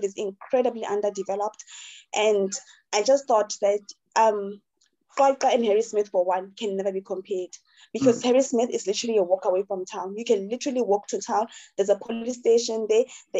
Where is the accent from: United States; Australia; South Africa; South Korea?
South Africa; Kwaka, Free State; also born or lived in Harrismith; I'm from Kwaka initially, right? But then because, my family is like closely, we stay close to each other. So I have family in Kwaka, I have family in Tiami, in Harrismith.